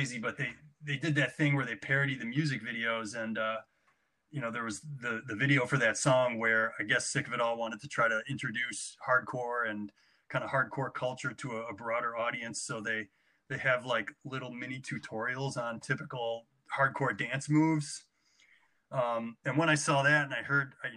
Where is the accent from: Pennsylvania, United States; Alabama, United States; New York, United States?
New York, United States; Fairport; growing up in Fairport was great